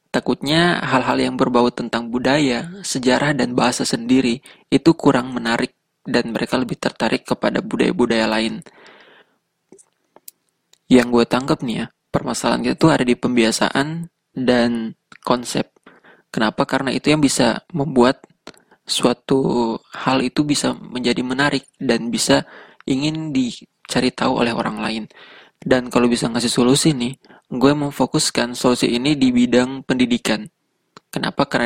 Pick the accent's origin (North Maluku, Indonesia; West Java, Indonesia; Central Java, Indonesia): North Maluku, Indonesia; Tidore; accent: Tidore; dari kecil gue ngomong sama orang di rumah sama teman-teman pakainya bahasa Indonesia tapi logatnya itu logat kita gitu jadi bukan bahasa bahasa tidore asli gitu bukan jadi ya kurang terbiasa taunya cuma beberapa kata dan kalimat doang